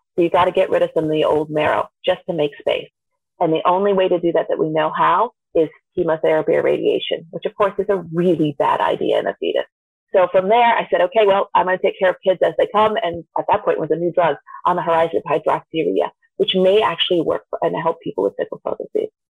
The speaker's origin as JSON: {"language": "English", "region": "Vermont", "country": "United States", "tie": "born or raised there", "said": "I grew up actually in Vermont, which is not the world's most diverse place, but being somebody of Indian descent"}